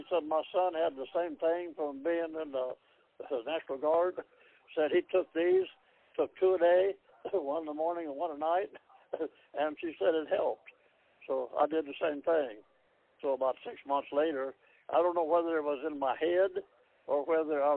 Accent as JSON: {"language": "English", "country": "United States", "tie": "born or raised there", "also_born_or_lived": "Hiawatha, Kansas", "said": "I was born in Hiawatha, Kansas. When I was three, I moved to Walden, just outside of Kansas City."}